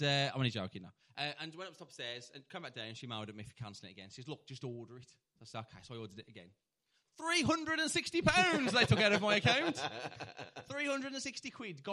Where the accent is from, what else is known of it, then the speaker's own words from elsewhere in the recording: Tipton, West Midlands, United Kingdom; I'm from Tipton.